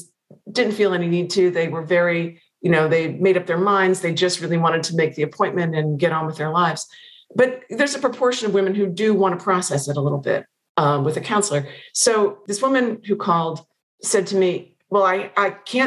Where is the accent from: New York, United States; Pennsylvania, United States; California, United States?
Pennsylvania, United States; moved away; I've not been back to Pennsylvania since it came out